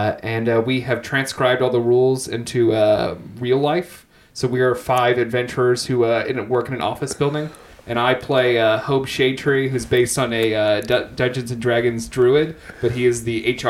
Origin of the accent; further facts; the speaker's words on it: near Asheville, North Carolina, United States; moved away; I'm from near Asheville, North Carolina